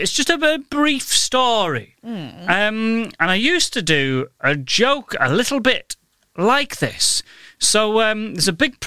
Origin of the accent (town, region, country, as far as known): Goole, Yorkshire and the Humber, United Kingdom; born or raised there